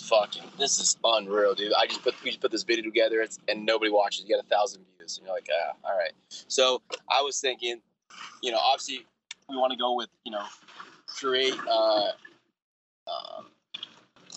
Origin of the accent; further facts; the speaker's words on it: Southern California, United States; when I grew up in Southern California